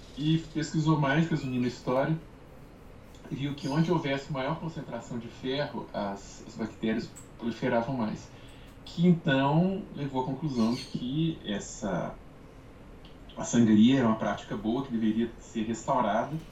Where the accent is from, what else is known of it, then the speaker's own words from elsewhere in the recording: Brazil; como brasileiro